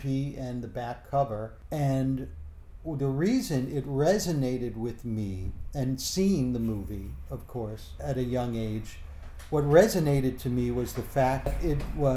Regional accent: Chicago, Illinois, United States; I was raised on the south side of Chicago and inner city.

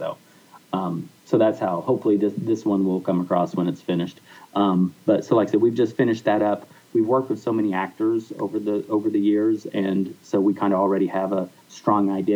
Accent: Oklahoma, United States; I'm from Oklahoma and Lance is from Texas. And so we both grew up in very rural atmospheres

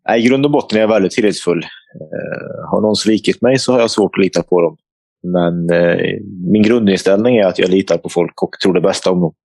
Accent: Forshaga, Värmland, Sweden; farsan och jag hoppade in i bilen hemma i Forshaga

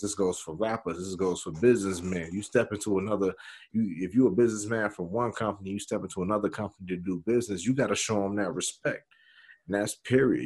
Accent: Chicago, Illinois, United States; I'm from Chicago

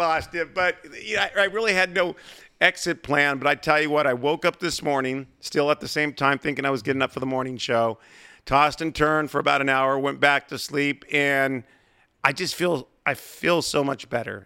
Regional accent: San Diego, California, United States; growing up in San Diego, listening to Jerry Coleman, Bob Chandler, Ted Leitner, Dave Campbell

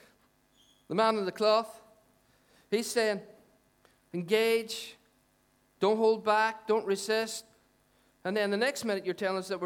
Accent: Dungannon, Northern Ireland, United Kingdom; I'm from Dungannon.

